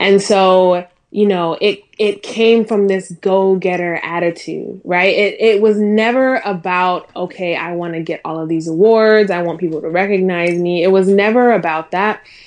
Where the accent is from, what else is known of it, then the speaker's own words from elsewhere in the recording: Durham, North Carolina, United States; also born or lived in Minnesota; I moved over to, um, North Carolina, uh, when I was nine